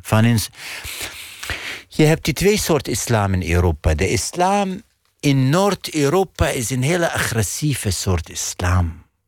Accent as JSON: {"language": "Dutch", "country": "Iraq", "second_language": "Dutch", "moved": "as an adult", "lives_now": "Netherlands", "said": "ik kom uit een maatschappij waar is veel taboes"}